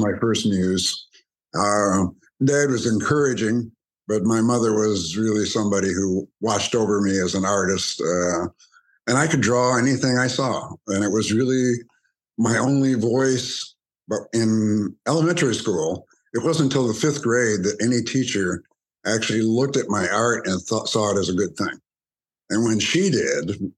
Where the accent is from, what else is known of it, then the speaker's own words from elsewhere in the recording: Grand Blanc, Michigan, United States; also born or lived in Byron, Michigan; I was raised in Grand Blanc, Michigan, on my mother's family farm